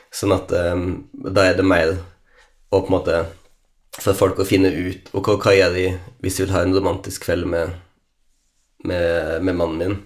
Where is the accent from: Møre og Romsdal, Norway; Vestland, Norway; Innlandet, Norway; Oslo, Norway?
Vestland, Norway; Lærdal; jeg liksom hadde heimplassen min her